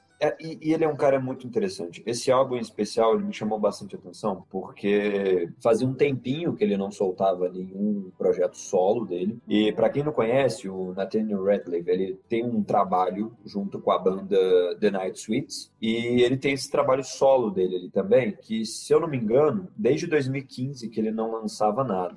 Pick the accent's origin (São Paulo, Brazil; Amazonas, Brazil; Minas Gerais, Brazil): Minas Gerais, Brazil